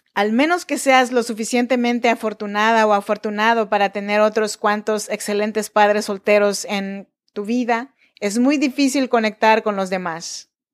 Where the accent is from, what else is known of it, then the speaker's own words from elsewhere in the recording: Chinantla region, Oaxaca, Mexico; Yo nací en Oaxaca, México, en la región chinanteca